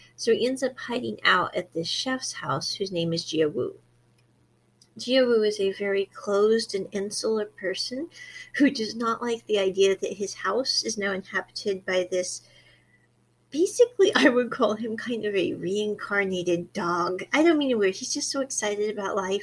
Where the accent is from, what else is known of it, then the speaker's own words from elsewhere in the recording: Midwest, United States; moved away; I came from the Midwest in America